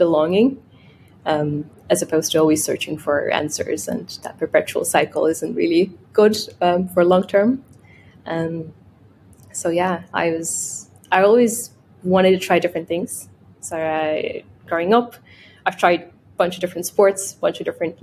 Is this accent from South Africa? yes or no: no; Russia; English is a second language; moved away as an adult; also born or lived in United States; now in Dublin, Ireland; I grew up in Russia in a family of professional and semi-professional athletes